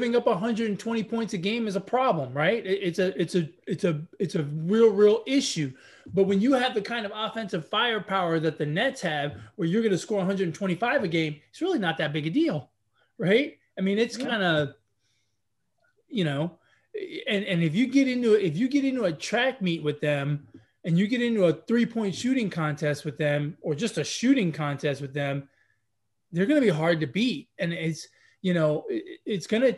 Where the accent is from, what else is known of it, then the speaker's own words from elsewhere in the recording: New York, United States; as a New Yorker